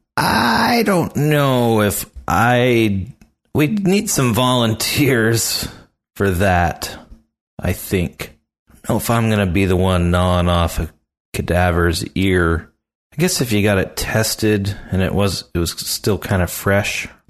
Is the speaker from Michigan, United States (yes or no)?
no; near Philadelphia, Pennsylvania, United States; I grew up near Philly